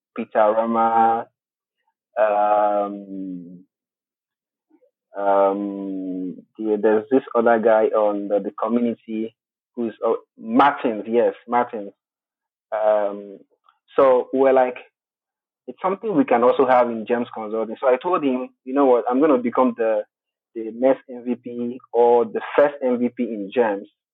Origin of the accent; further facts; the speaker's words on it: Togo; now in Nigeria; I'm originally from Togo. Togo is a French-speaking country in West Africa, uh, but currently I am in Nigeria